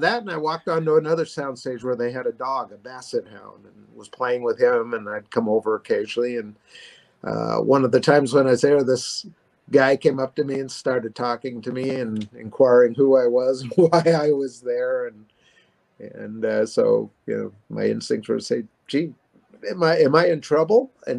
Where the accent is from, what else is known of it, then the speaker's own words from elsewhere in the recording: Los Angeles, California, United States; Yeah, born and raised. I was born in Hollywood, Hollywood Presbyterian Hospital, grew up on the streets of Hollywood and pretty much been in Southern California my whole life. And Hollywood, I'd say about 65 years of it.